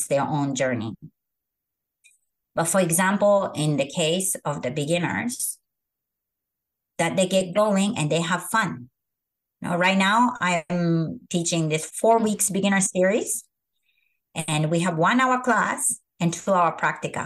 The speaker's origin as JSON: {"language": "English", "country": "Japan", "tie": "born or raised there", "moved": "as an adult", "lives_now": "San Francisco, United States", "said": "I am from Japan, which is the country of perfectionists."}